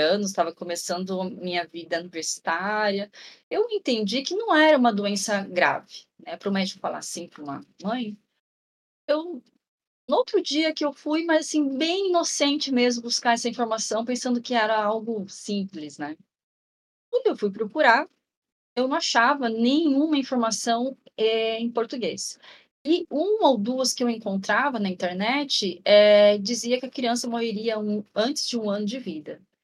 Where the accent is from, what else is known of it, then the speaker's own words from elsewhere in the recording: Ourinhos, São Paulo, Brazil; now in Marília, Brazil; eu nasci em Ourinhos, eu moro em Marília, interior de São Paulo hoje